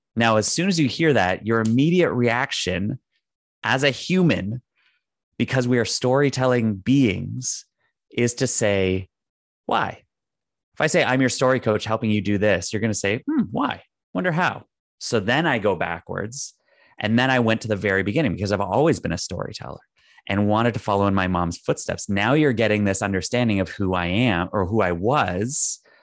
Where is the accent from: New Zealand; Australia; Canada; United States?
Canada; I'm Canadian